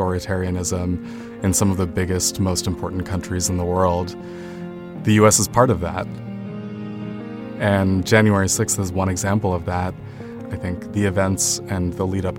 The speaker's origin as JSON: {"language": "English", "region": "New Jersey", "country": "United States", "tie": "born or raised there", "said": "Congressman Andy Kim, who is actually my hometown congressman"}